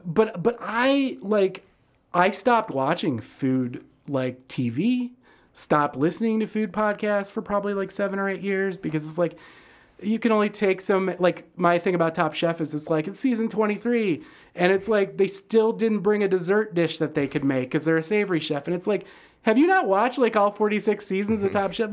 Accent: Detroit, Michigan, United States; now in Chicago, United States; I grew up in Detroit

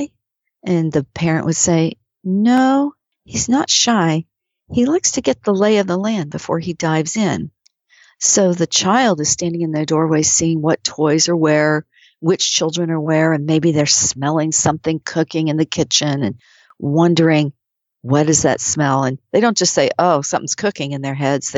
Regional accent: Oklahoma, United States; I grew up in Oklahoma

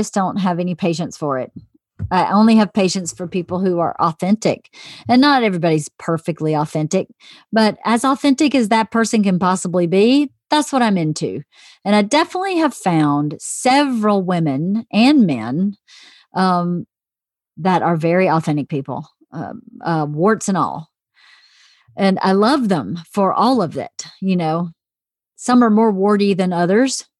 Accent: Georgia, United States; moved away; growing up in Georgia.

